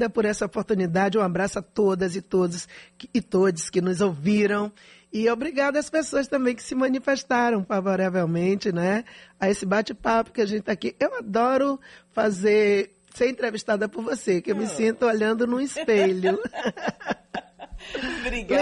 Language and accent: Portuguese; Salvador, Bahia, Brazil; eu não sou nascida e criada em Salvador, como diz o povo, né? Eu nasci em favela, eu vivi o drama que a grande maioria da população soteropolitana vive